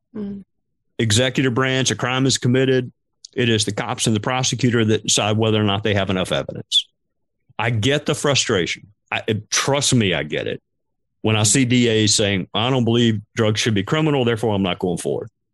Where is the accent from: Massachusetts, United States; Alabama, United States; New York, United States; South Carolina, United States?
South Carolina, United States; Spartanburg; my hometown of Spartanburg